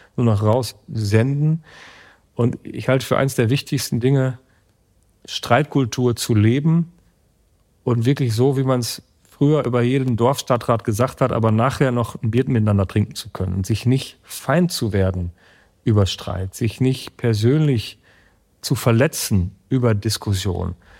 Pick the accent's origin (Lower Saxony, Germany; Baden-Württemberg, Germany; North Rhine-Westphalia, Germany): North Rhine-Westphalia, Germany; Münsterland, Coesfeld-Borken district; der Arbeitsamtbezirk Bezirk Coesfeld-Borken, wo meine Heimat ist